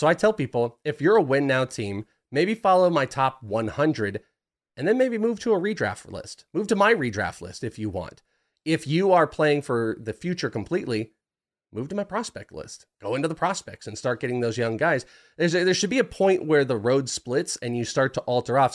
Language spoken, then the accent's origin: English; Bay Area, Northern California, United States; moved away; I was raised in Northern California. I grew up in the Bay Area